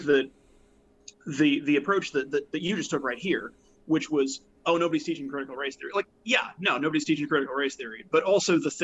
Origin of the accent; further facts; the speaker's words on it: Jefferson County, West Virginia, United States; where I grew up in Jefferson County, West Virginia